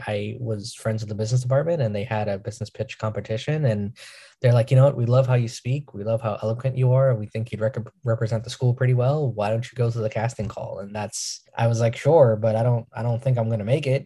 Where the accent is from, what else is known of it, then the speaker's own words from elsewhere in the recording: New York, United States; I'm from New York